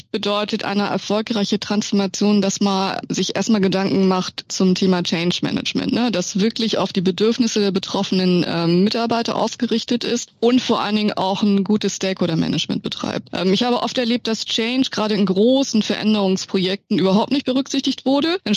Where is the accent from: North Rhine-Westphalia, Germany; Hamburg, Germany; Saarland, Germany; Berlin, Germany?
Hamburg, Germany; born there; Man kann es nicht sehen, aber meine Eltern sind Chinesen. Ich bin geboren in Hamburg, ich glaube, das hört man auch ein bisschen.